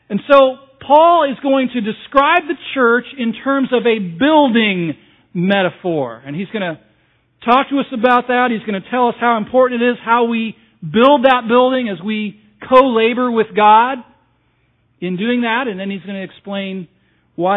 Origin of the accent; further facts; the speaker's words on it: Southern California, United States; moved away; I was raised on the West Coast, in Southern California, the land of fruits and nuts, back in the 60s and the 70s